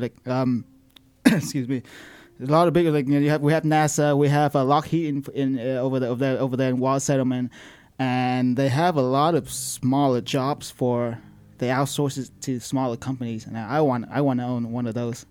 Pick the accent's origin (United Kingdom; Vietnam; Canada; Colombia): Vietnam; moved away as an adult; now in United States; I'm 27 now. So I, I, I lived there my whole life, and I just moved here four years ago